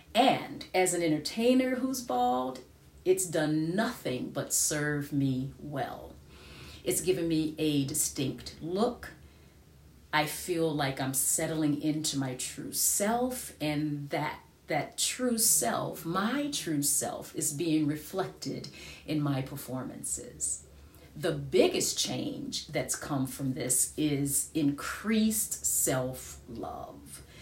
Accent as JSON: {"language": "English", "country": "United States", "moved": "yes", "said": "I am an American"}